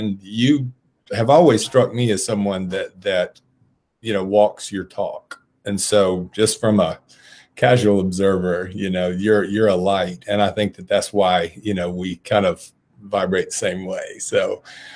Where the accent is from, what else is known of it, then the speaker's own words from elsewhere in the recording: south Cobb County, Georgia, United States; I grew up on the south side of Cobb County